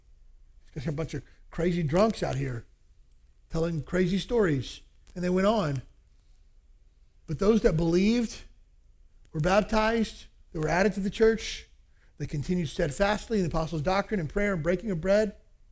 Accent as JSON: {"language": "English", "country": "El Salvador", "tie": "born or raised there", "said": "I got baptized when I was growing up in El Salvador."}